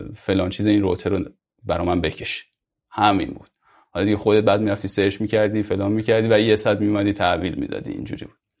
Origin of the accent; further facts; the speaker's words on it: Mashhad, Razavi Khorasan, Iran; moved away as an adult; also born or lived in Kerman / Yazd / Tehran; من اصلیتم مشهدی هستم یعنی مشهد به دنیا اومدم همونجا بزرگ شدم